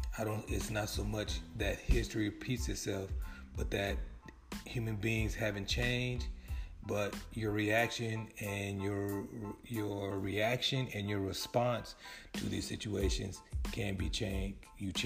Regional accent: California, United States; I don't see helicopters flying over like I did when I grew up in California.

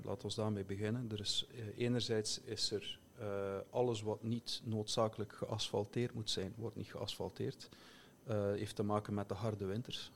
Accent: Flemish Belgian, Flanders, Belgium; now in Finland; mijn perceptie als, als Belg, Vlaming

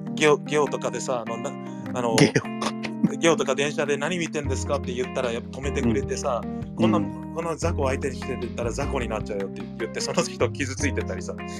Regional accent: United States; moved away as an adult; also born or lived in Nagoya, Japan; now in Tokyo, Japan; アメリカで生まれてるから日本人ではないんだよね僕たちは

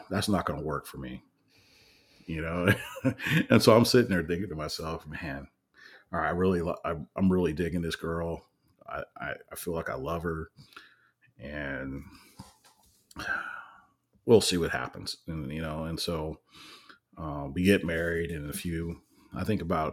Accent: California, United States; I'm from California

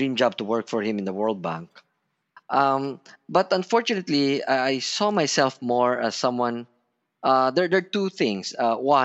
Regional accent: Batangas, Calabarzon, Philippines; I'm a Filipino. I feel that this is my home

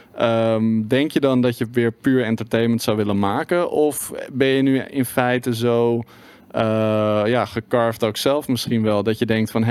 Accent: Netherlands

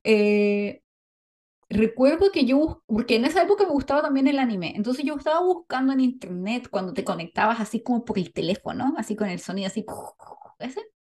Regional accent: Valparaíso, Chile; Somos chilenas

